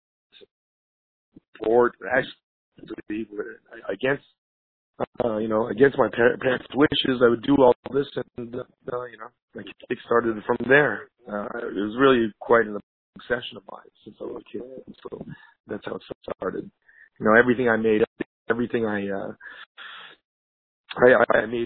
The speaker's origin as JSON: {"language": "English", "town": "Montreal", "region": "Quebec", "country": "Canada", "moved": "as an adult", "lives_now": "Los Angeles, United States", "said": "I'm Canadian. My nationality is Canadian. I hail from Montreal"}